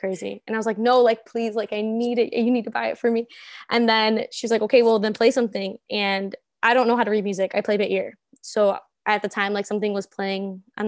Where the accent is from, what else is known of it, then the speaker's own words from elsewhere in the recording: Cicero, Illinois, United States; I'm from this, I would say the suburbs, but it's like borderline Chicago. So the Cicero Berwyn area.